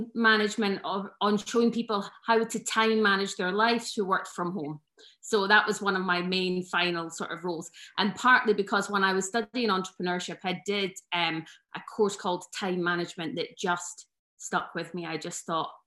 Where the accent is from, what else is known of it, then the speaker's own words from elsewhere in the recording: West Lothian, Scotland, United Kingdom; moved away as an adult; also born or lived in Aberdeen; now in Scottish Borders, United Kingdom; I was born in West Lothian and went to school there